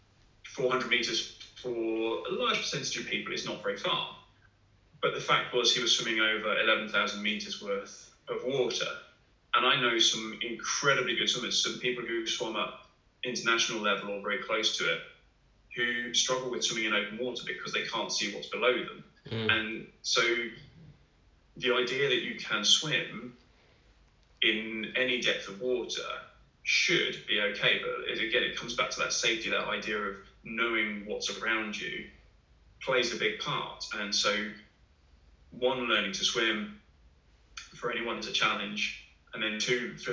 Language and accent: English; Hertfordshire, East of England, United Kingdom; I grew up in Hertfordshire, not far from the Grand Union Canal.